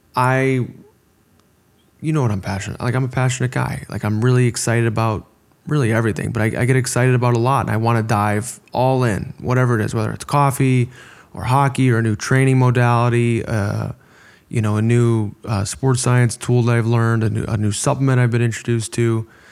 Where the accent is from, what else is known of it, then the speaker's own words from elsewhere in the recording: Orland Park, Illinois, United States; We're both American from, you know, Orland Park, Illinois. We went to the same high school